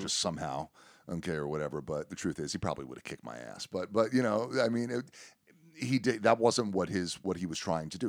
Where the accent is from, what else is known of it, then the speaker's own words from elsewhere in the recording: South Florida, United States; moved away; I'm from South Florida